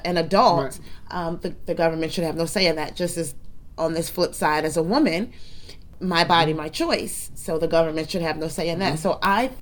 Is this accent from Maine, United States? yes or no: no; New Jersey, United States; I'm born and raised in New Jersey.